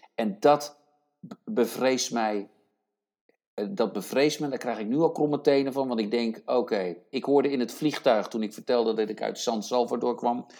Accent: Netherlands; now in United States; ik ben een Nederlander en ik ben ook Amerikaan

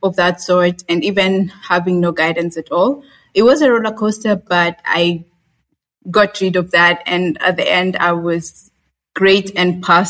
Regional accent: Kenya; I'm a Kenyan, born in Kenya, raised in Kenya.

